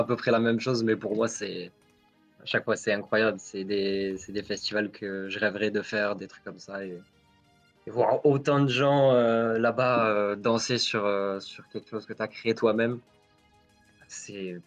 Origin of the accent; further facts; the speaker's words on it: near Cap d'Agde, Occitania, France; Moi, je suis du sud de la France, à côté du Cap d'Agde